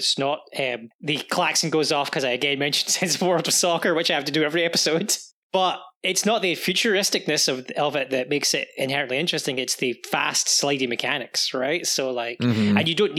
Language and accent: English; Scotland, United Kingdom; No, just we're from Scotland, we don't have Office Max.